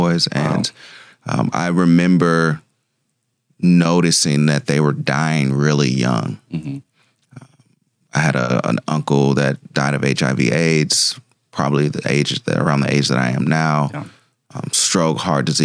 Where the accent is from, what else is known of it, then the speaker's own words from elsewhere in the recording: Tulsa, Oklahoma, United States; I'm from Tulsa. Born and raised, I'm a Carver, Booker T kid